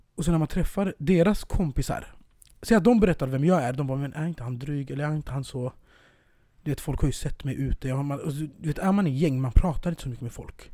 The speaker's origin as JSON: {"language": "Swedish", "town": "Södertälje", "region": "Stockholm County", "country": "Sweden", "moved": "yes", "said": "när jag är hemma i Södertälje eller Stockholm"}